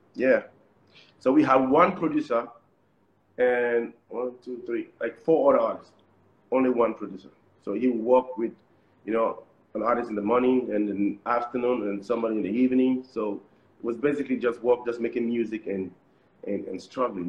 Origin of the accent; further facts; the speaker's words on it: Cameroon; also born or lived in Nigeria; in Cameroon, we, we have like the French part and the, and the English part. So we we are from the English part.